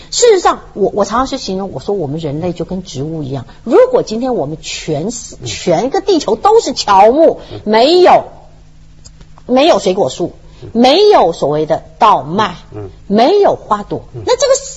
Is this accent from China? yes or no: yes; China; 我们中国人